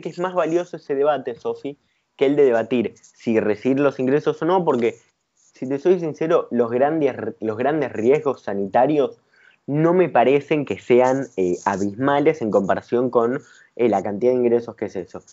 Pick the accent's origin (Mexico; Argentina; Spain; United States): Argentina